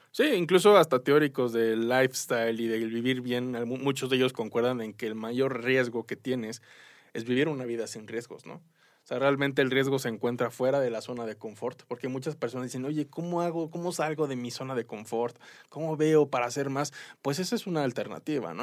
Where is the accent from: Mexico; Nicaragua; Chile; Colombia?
Mexico; como mexicanos, como latinoamericanos